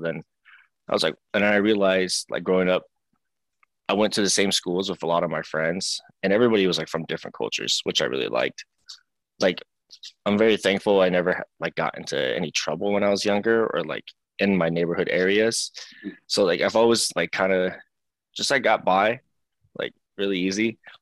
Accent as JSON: {"language": "English", "town": "Seattle", "region": "Washington", "country": "United States", "tie": "born or raised there", "said": "I was born and raised in here in Seattle, Washington. So I've been here my yeah. whole life"}